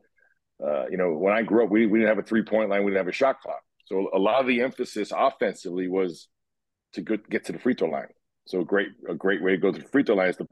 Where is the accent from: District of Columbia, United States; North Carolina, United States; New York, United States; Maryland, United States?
New York, United States; New York City; I grew up in Brooklyn. I went to high school in Manhattan, and then I wound up going to college in Queens. So basically lived my whole upbringing was New York City